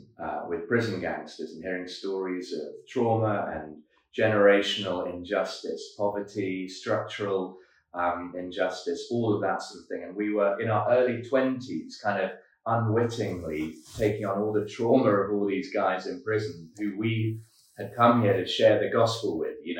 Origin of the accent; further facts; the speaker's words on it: London, United Kingdom; moved away as an adult; now in Cape Town, South Africa; I'm from London, as you say. I moved to Cape Town, age 23.